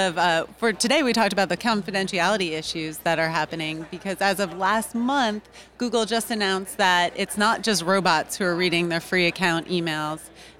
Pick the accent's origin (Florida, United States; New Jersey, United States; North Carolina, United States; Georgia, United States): Georgia, United States; Atlanta; I'm actually from Atlanta, Georgia, and I practice criminal defense.